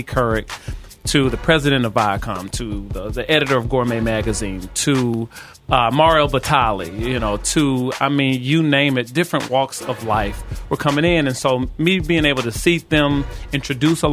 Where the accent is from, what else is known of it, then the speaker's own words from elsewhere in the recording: Atlanta, Georgia, United States; moved away as an adult; now in New York City, United States; I'm born and raised in the South, Atlanta, Georgia, you know, moved to New York City with the dream